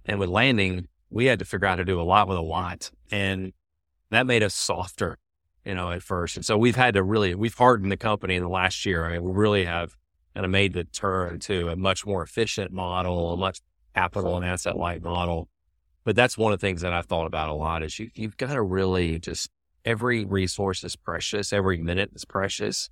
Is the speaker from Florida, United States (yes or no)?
no; Birmingham, Alabama, United States; moved away as an adult; also born or lived in San Francisco; I decided to move from Birmingham, my hometown, to San Francisco